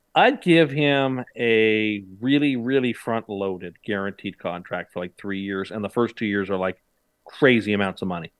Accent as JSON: {"language": "English", "country": "Canada", "said": "as a Canadian"}